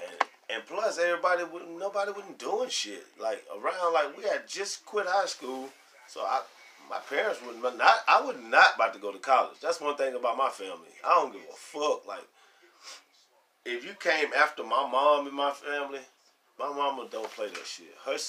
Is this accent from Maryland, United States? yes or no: no; New Orleans, Louisiana, United States; also born or lived in Spanish Fort, Alabama; I'm from New Orleans, but at the same time, we moved to Spanish Fort, Alabama